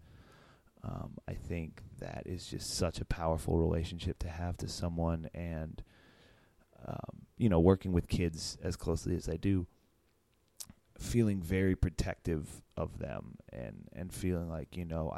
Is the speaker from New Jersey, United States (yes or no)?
no; Northern Virginia, United States; moved away; also born or lived in Pittsburgh; I grew up in Northern Virginia and moved to Pittsburgh